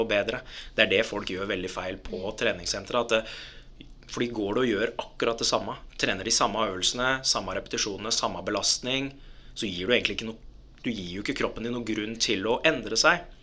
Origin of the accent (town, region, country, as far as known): Lørenskog, Akershus, Norway; born or raised there; also born or lived in Dubai, United Arab Emirates